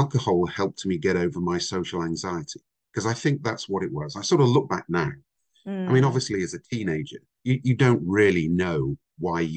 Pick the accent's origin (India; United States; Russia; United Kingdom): United Kingdom; Somerset, South West England; also born or lived in Vancouver, Canada; I'm actually Canadian. I was born in Vancouver, but I grew up in the UK. So I came to the UK when I was five, and I lived in the south of England, an area called Somerset